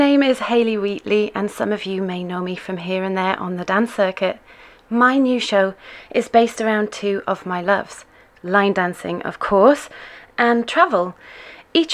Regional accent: Hartlepool, North East England, United Kingdom; I'm from a town in northeast England. It's a fishing town called Hartlepool.

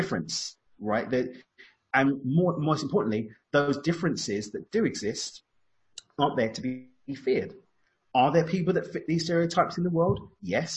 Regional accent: London, United Kingdom; accent: East London; moved away; my East London accent, by the way. I've got the accent

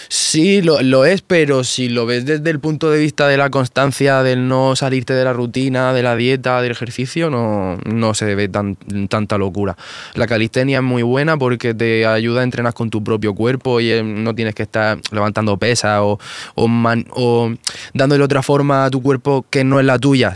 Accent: Murcia, Region of Murcia, Spain

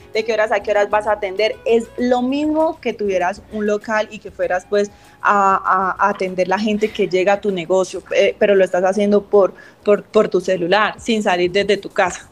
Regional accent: Bucaramanga, Santander, Colombia; yo soy de Bucaramanga

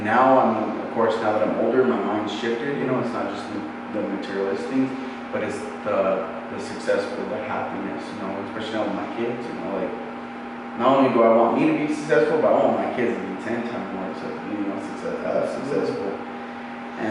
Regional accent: South Valley, New Mexico, United States; where I come from, in South Valley

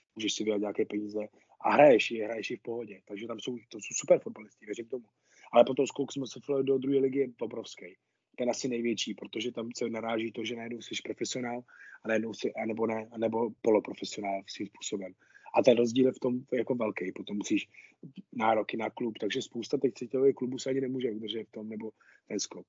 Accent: Nová Ves u Nového Města na Moravě, Vysočina Region, Czechia; já začal v týmě Nová Ves u Nového města na Moravě to je, to je vesnice, odkud pocházím

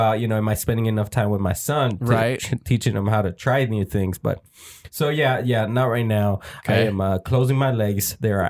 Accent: Dallas, Texas, United States; I'm from Oak Cliff, bro.

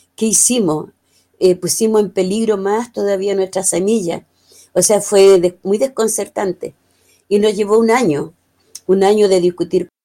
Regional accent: Chile

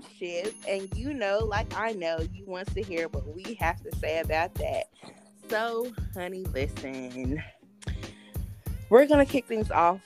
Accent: High Point, North Carolina, United States; I was coming from High Point, North Carolina. That's where my people were, in High Point.

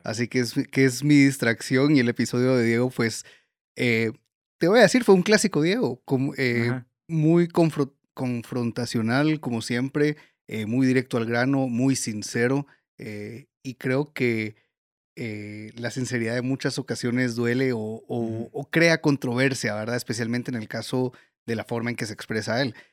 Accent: Guatemala; todos los cocineros de Guatemala

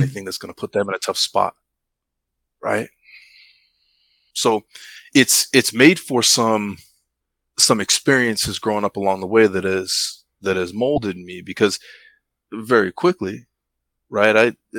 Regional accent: United States; I didn't grow up in the islands, I grew up in the States, right?

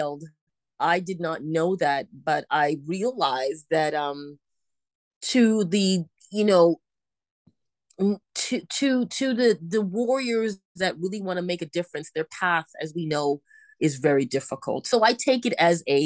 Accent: Toronto, Ontario, Canada; now in Vancouver, Canada; I was born and raised in Toronto, Canada

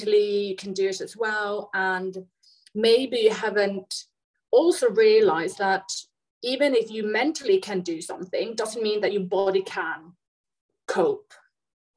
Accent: Sweden; moved away as an adult; also born or lived in United Kingdom; So I am from Sweden. I live in Sweden now, but I've lived in the UK for quite a few years

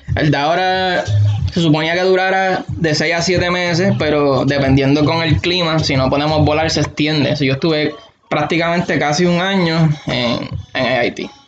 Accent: Aguada, Puerto Rico; moved away as an adult; now in Alaska, United States; Nacido y criado en Aguada, toda mi vida.

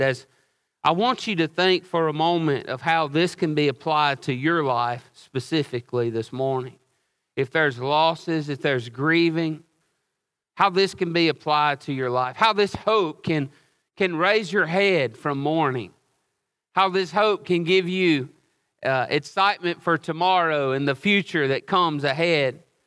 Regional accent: Oxford, United States; also born or lived in Hawaii; I was born and raised here in Oxford

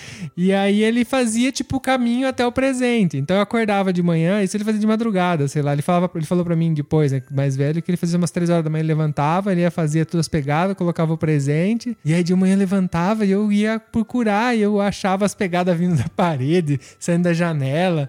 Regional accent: Brazil; moved away; nasci no Brasil, uma cidade que tem calor, não tinha lareira

